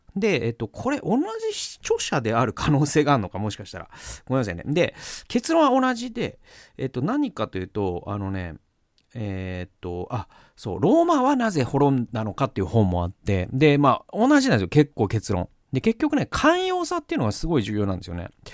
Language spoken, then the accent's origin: Japanese; Gamagori, Aichi, Japan; 僕のね、故郷の蒲郡にもあるんですけど